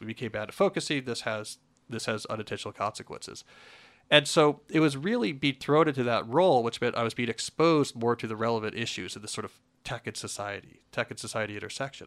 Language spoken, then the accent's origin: English; New Jersey, United States; born or raised there; moved away